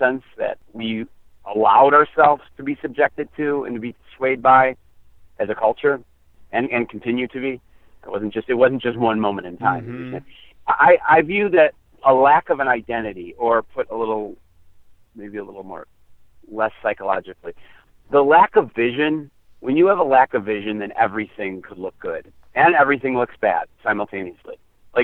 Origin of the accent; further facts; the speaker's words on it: United States; we come from the American experience